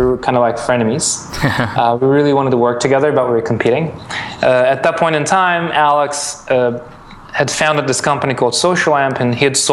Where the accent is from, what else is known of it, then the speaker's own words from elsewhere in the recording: Istanbul, Turkey; moved away as an adult; also born or lived in Milan, Italy / New York, United States; I'm Turkish. I grew up in Istanbul.